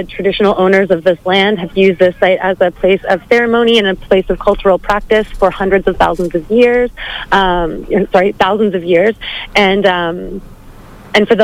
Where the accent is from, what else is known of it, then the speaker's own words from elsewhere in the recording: Canada; now in Australia; My background, I'm from Canada